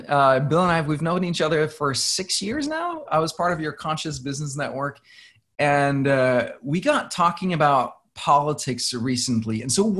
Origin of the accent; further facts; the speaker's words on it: Denmark; now in New York, United States; And I was born in Denmark